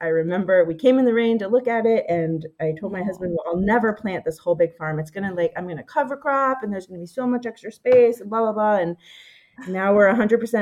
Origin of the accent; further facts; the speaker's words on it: Pennsylvania, United States; moved away as an adult; also born or lived in Massachusetts; we moved back to my hometown in Pennsylvania